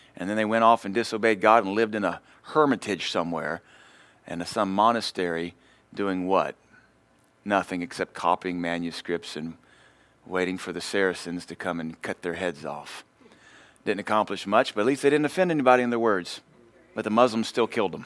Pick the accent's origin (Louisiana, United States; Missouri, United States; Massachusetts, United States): Louisiana, United States; I grew up in Louisiana, so we had horses